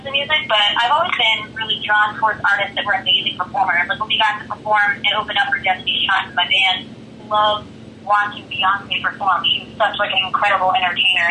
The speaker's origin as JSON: {"language": "English", "region": "Florida", "country": "United States", "tie": "born or raised there", "said": "I grew up in Florida"}